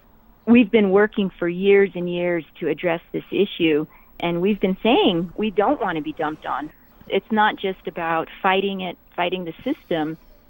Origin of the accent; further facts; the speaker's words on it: New Mexico, United States; I'm here from New Mexico